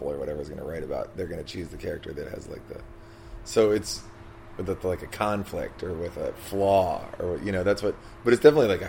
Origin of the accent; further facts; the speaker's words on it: Washington, District of Columbia, United States; We're both from Washington, D.C.